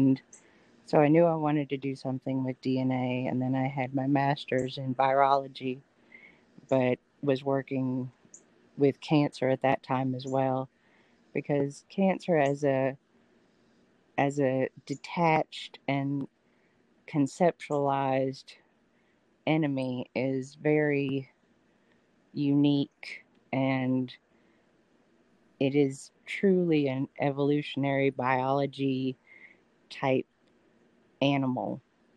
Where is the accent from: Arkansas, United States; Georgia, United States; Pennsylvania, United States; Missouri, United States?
Georgia, United States; Atlanta; moved away as an adult; also born or lived in Los Angeles, California; now in Birmingham, United States; I was born actually in Los Angeles and raised in Atlanta